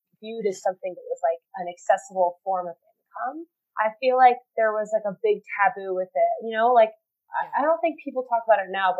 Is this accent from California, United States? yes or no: no; Mercer Island, Washington, United States; now in Denver, United States; we grew up on Mercer Island